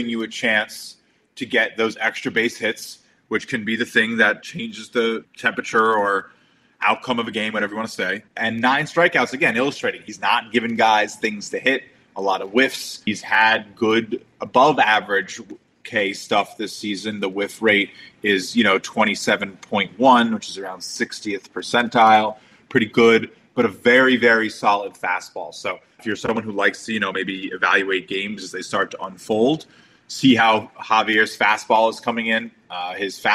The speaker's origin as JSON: {"language": "English", "region": "New York", "country": "United States", "said": "as a New Yorker"}